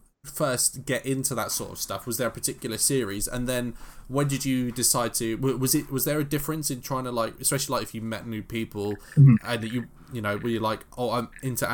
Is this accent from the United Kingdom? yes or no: yes; London, United Kingdom; growing up in London